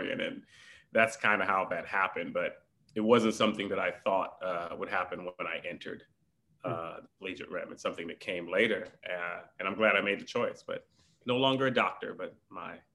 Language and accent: English; Houston, Texas, United States; also born or lived in New York / Caribbean; Most of my life was in Houston